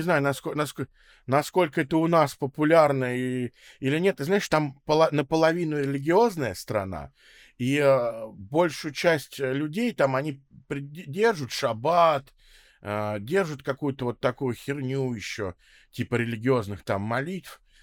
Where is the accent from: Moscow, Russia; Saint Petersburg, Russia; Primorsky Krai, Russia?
Moscow, Russia; also born or lived in Israel; я родился в Москве, родился в Кузьминках, вот потом большую часть времени живу в Строгино